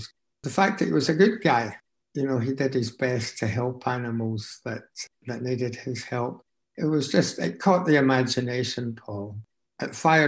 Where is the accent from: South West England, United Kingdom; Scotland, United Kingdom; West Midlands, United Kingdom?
Scotland, United Kingdom; Glasgow; also born or lived in Motherwell; We were only 7 when we moved to Glasgow